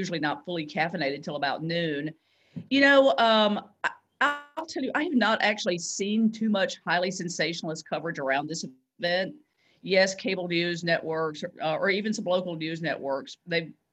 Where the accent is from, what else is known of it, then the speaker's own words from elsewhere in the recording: Nashville, Tennessee, United States; we're from Nashville